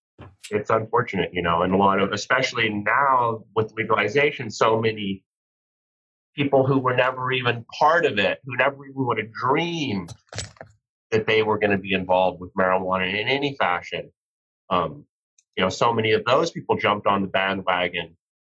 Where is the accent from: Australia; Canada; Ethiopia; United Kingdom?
Canada; Rocky Mountains; moved away as an adult; now in United States; background-wise, I was born in Canada. I spent most of my life growing up in Rocky Mountains on cattle ranches, and I got real tired of cold weather and isolated places, and so I moved out to the West Coast when I was 18